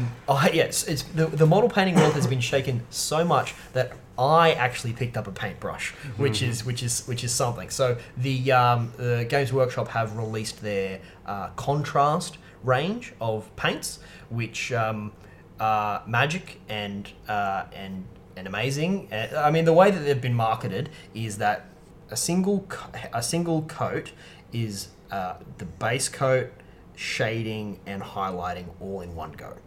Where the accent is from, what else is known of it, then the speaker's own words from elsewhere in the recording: Newcastle, New South Wales, Australia; now in Melbourne, Australia; my hometown of Newcastle